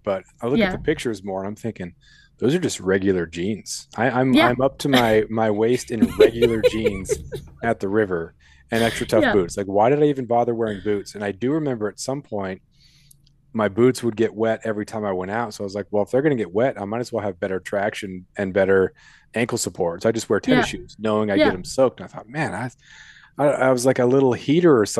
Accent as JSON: {"language": "English", "region": "Colorado", "country": "United States", "tie": "born or raised there", "moved": "yes", "said": "I was born in Colorado, and I've been back there for a couple summers"}